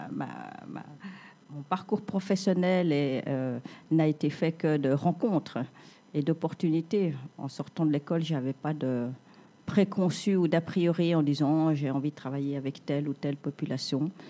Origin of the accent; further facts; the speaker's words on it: Geneva, Switzerland; also born or lived in Vietnam; moi je suis vietnamienne. D'accord. Mais à Genève depuis les années 70, donc depuis très très très très longtemps.